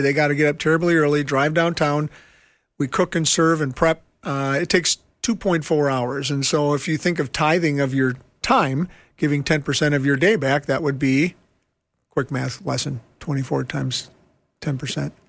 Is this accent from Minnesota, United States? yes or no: yes; Minneapolis, Minnesota, United States; I'm from Minneapolis and I work in homeless ministry